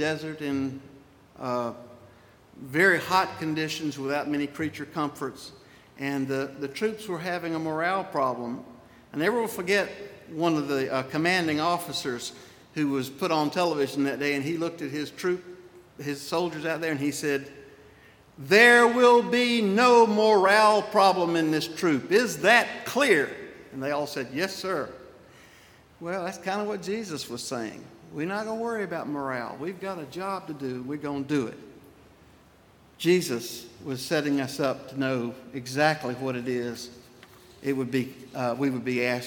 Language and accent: English; Spartanburg, South Carolina, United States; born or raised there; moved away as an adult; also born or lived in Irmo, South Carolina / Saluda, South Carolina / Edgefield, South Carolina